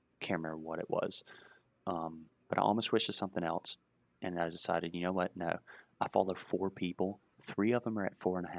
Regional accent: United States; I've grown up in America. I'm very American

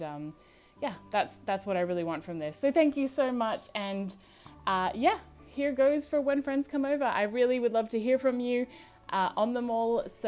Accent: Australia; I'm originally from Australia, although I do sound American, so as you may listen to this, you might sound or pick up some different accents.

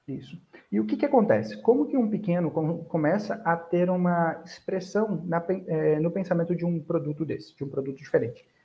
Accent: Armação dos Búzios, Rio de Janeiro, Brazil; also born or lived in Goiânia; Eu nasci em Goiânia, mas cresci, passei toda a minha vida praticamente em Búzios, no Rio de Janeiro

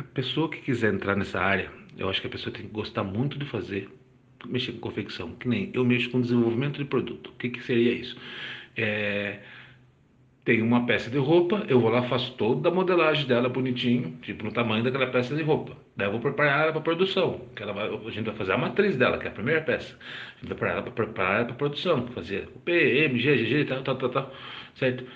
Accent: Bragança Paulista, São Paulo, Brazil; sou de Bragança Paulista

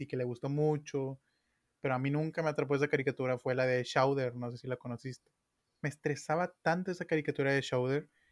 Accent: Monterrey, Nuevo León, Mexico; como buenos regios

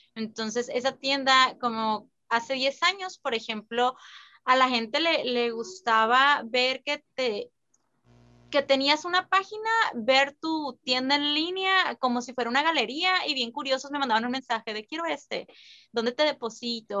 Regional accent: San Luis Río Colorado, Sonora, Mexico; yo soy de San Luis Colorado

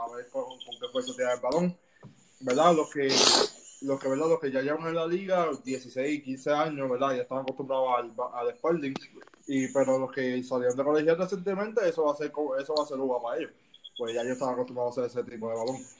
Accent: Puerto Rico; los que venimos de Puerto Rico

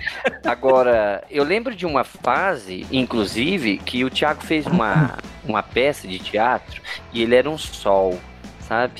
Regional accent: Planaltina, Federal District, Brazil; Eu, eu morei na minha infância lá no Mestre Darmas, né? Um bairro aqui de Planaltina

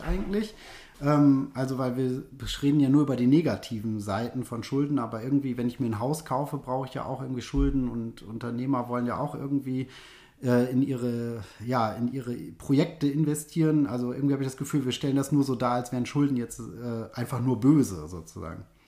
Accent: Germany; bei uns in Deutschland

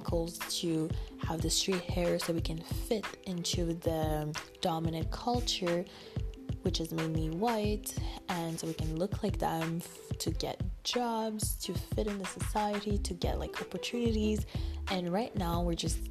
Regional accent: Canada; I'm from Canada

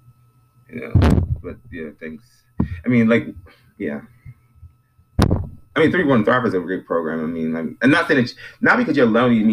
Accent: United States; I was born here, but my family is from the Caribbean

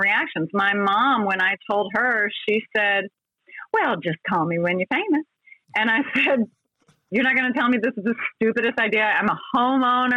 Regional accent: Columbia, Maryland, United States; I was coming from Columbia, Maryland, which at the time was 50,000 people

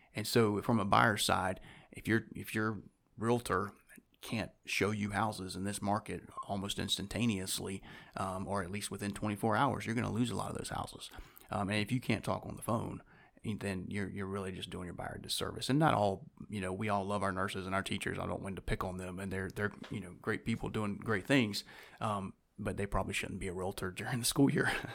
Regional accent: Winston-Salem, North Carolina, United States; I was born and raised here in Winston-Salem

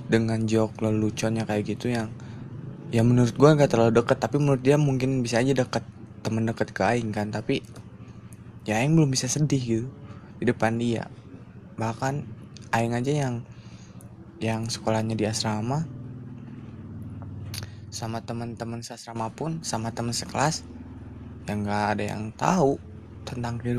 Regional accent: Pangalengan, West Java, Indonesia; also born or lived in Garut; sakit ya benar uh, di masa uh, eh, dua tiga tahun di, di kecamatan Cikajang dan dibesarkan di kota Bandung bukan kota sih ini

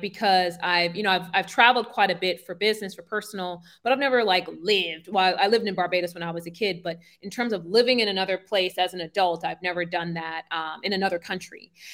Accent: New York City, New York, United States; moved away as an adult; now in Buenos Aires, Argentina; I'm from Brooklyn, New York. Uh, so Brownsville

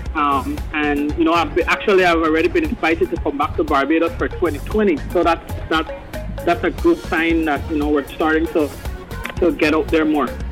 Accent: Belize; I'm from Belize

